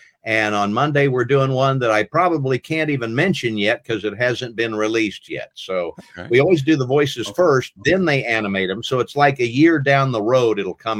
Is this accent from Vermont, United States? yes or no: no; Pratt, Kansas, United States; moved away; my hometown in Kansas, made me the first member of their Hall of Fame at my high school back in Pratt, Kansas.